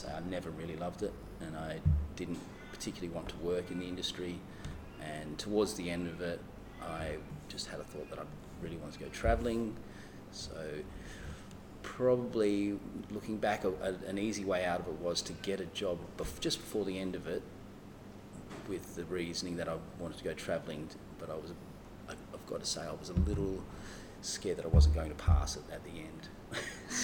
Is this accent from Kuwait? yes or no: no; Kwinana, Western Australia, Australia; also born or lived in London; now in Fremantle, Australia; I grew up in Kwinana